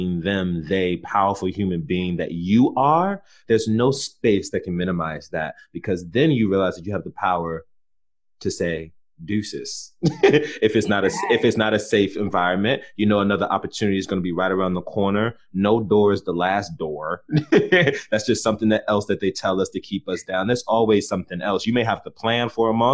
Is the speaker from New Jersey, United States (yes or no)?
no; Prince George's County, Maryland, United States; where I grew up in Prince George's County, Maryland, that's still on the outskirts of Southeast DC